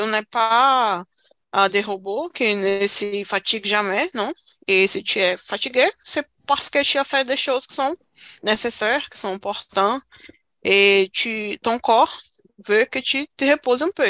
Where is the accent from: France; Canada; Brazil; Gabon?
Brazil; French is a second language; Je suis brésilienne avec euh, fière. Je suis fière d'être brésilienne